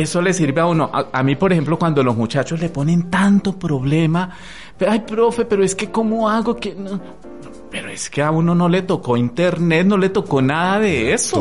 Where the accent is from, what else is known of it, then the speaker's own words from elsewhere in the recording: Armero, Tolima, Colombia; also born or lived in Bogotá; now in Ibagué, Colombia; yo soy de Armero. ¿Sí? Yo nací en Armero